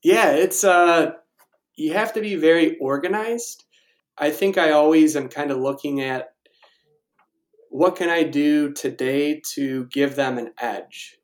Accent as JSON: {"language": "English", "town": "Naperville", "region": "Illinois", "country": "United States", "moved": "yes", "lives_now": "Evergreen Park, United States", "said": "I'm originally from Naperville"}